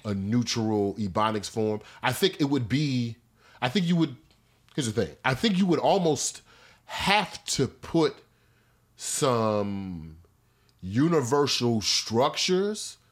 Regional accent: Missouri, United States; when I was growing up in Missouri

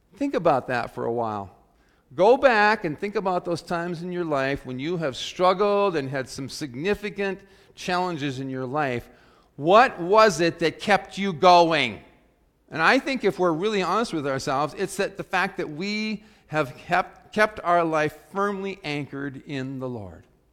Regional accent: South Dakota, United States; growing up in South Dakota when I was in high school

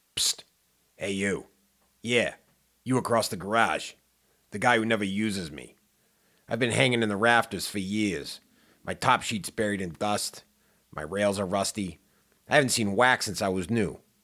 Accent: Pittsburgh, Pennsylvania, United States; moved away as an adult; also born or lived in Indiana; I grew up in Pittsburgh on the opposite side of Pennsylvania

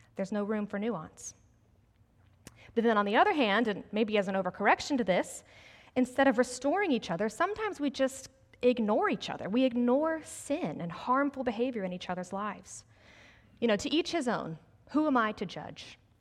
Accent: Greenville, South Carolina, United States; also born or lived in New Jersey; I grew up in the South, actually right here in Greenville

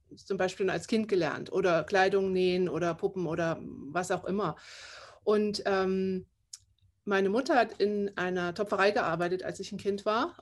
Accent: Saxony, Germany; first language German; moved away as an adult; Ich komme aus Sachsen. Ich bin da auch aufgewachsen und habe da 20 Jahre meines Lebens gelebt.

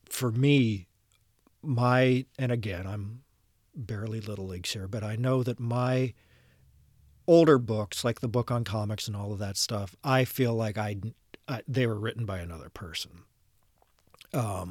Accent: Ohio, United States; I'm from Ohio

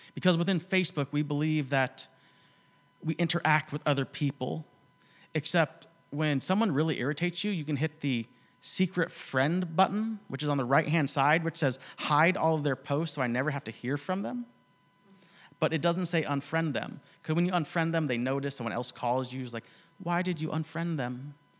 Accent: United States; I'm from the States

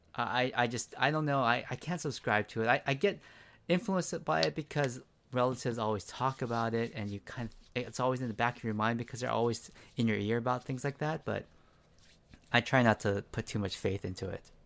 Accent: San Diego, California, United States; also born or lived in Gardena; I grew up mostly in San Diego

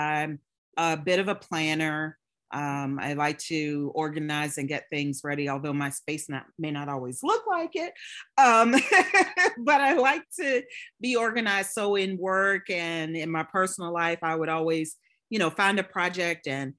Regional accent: Richmond, Virginia, United States; now in Atlanta, United States; When I moved to Atlanta from Richmond, Virginia, and I figured the best way to get to meet people was through a shared, you know, hobby.

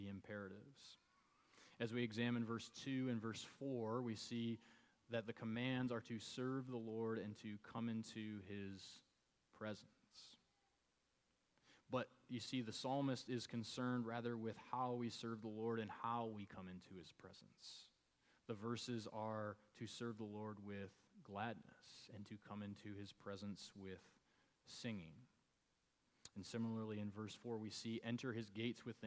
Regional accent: Michigan, United States; moved away; I grew up in Michigan

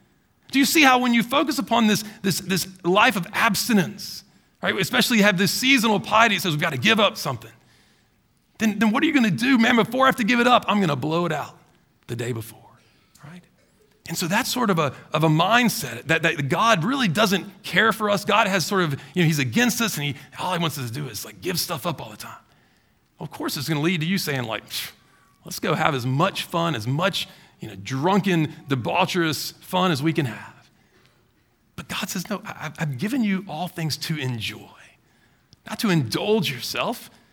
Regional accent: Baton Rouge, Louisiana, United States; You know, I grew up in Baton Rouge. You know, Mardi Gras is a big holiday down there, right?

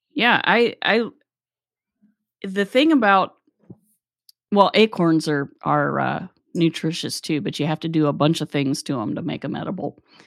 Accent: Appalachia, United States; we grew up in Appalachia

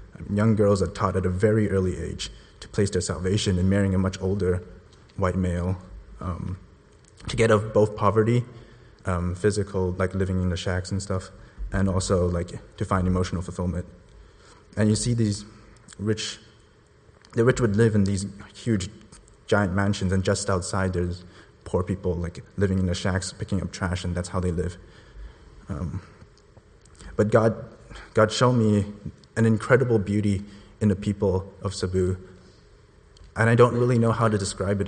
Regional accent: Hong Kong; moved away as an adult; I immigrated here from Hong Kong about eight years ago

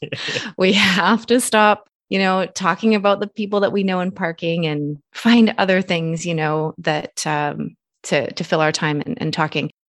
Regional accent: Canada; Nathan and I are originally from two separate countries. He's American citizen, I'm Canadian citizen.

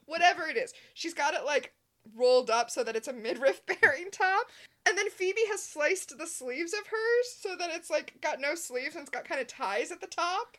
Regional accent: United States; as an American

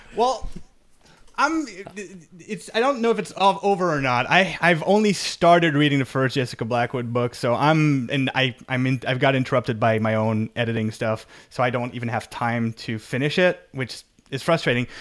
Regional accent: Canada; I'm Canadian

